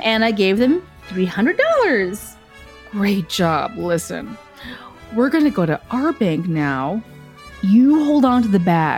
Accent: Willowbrook, Illinois, United States; moved away as an adult; also born or lived in Chicago / Las Vegas; I was raised in Willowbrook, Illinois, and I finally got to the big city, Chicago

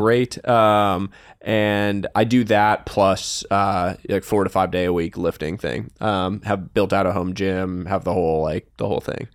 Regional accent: Northeast, United States; I was from the Northeast and came from this, like, multicultural household.

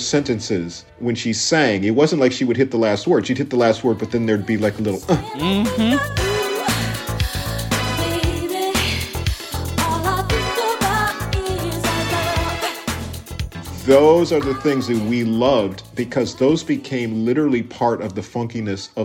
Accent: Minneapolis, Minnesota, United States; moved away; also born or lived in Los Angeles; growing up in Minneapolis, first of all, we grew up in a very white town

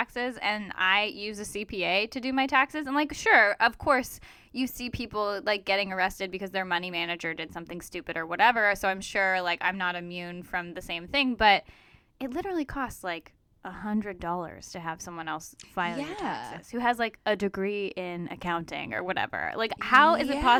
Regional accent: Agoura Hills, California, United States; I grew up in Agora

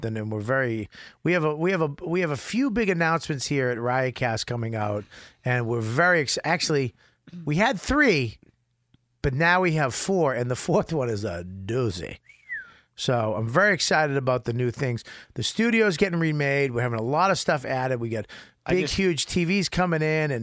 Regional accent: Beverly, Massachusetts, United States; Beverly, Massachusetts, my hometown

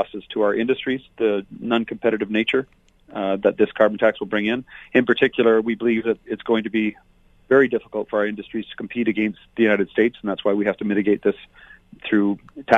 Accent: Fort McMurray, Alberta, Canada; This is my home. It's been my home for over 50 years. I'm from Fort McMurray

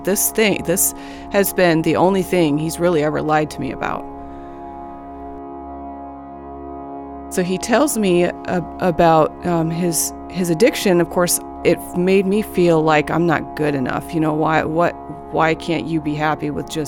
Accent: Arlington, Washington, United States; I grew up in Arlington, Washington, north of Seattle.

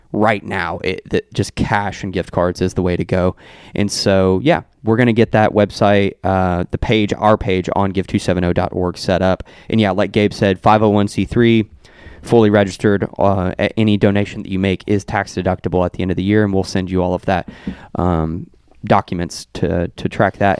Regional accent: Meade County, Kentucky, United States; my hometown of Meade County

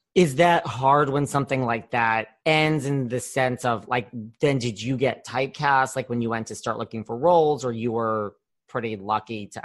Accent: New York, United States; I'm from New York

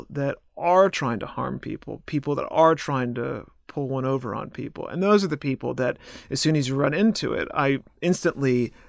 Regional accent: Connecticut, United States; also born or lived in Nashville / Chicago; I grew up in Connecticut mostly, a little bit in Nashville, a little bit in Chicago.

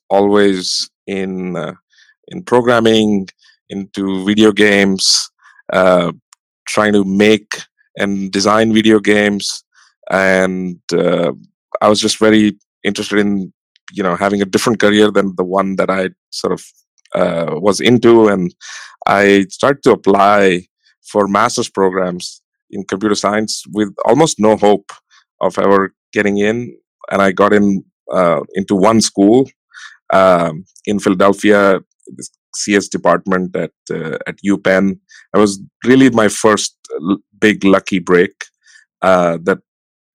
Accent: Rajasthan, India; moved away as an adult; now in San Francisco, United States; I born and brought up in India, and sort of very small town in the state of Rajasthan

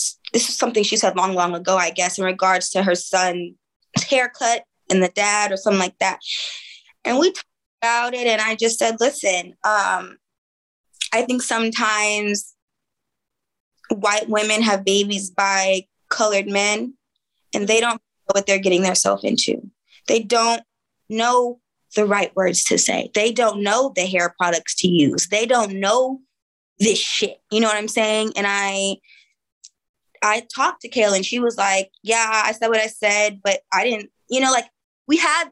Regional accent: Oakland, California, United States; I'm from East Oakland. You know, prime hyphy movement

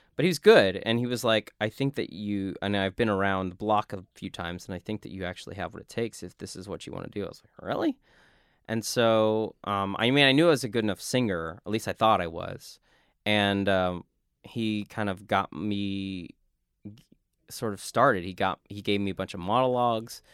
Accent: South Texas, United States; as a kid growing up in South Texas

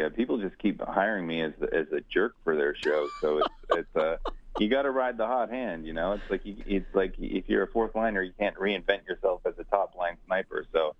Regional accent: Canada; as a Canadian boy

